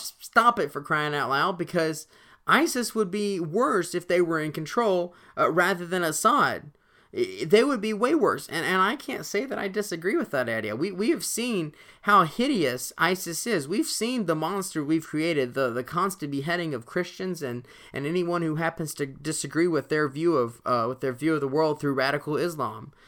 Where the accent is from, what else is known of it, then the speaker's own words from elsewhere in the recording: Alabama, United States; my home state